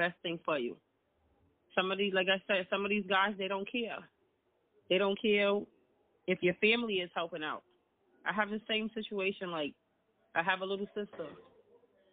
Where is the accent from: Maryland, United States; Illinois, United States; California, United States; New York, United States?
New York, United States; New York City; I'm from the Bronx